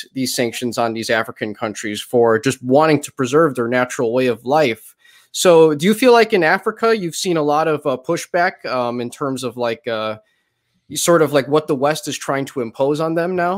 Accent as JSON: {"language": "English", "country": "Colombia", "said": "despite the fact that I am a mestizo from Colombia whose parents fled during the drug wars of Pablo Escobar in the 90s."}